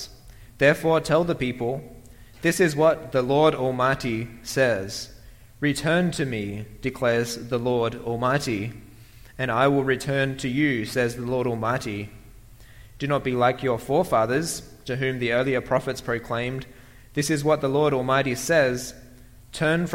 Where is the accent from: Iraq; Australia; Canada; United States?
Australia; moved away; I come from Australia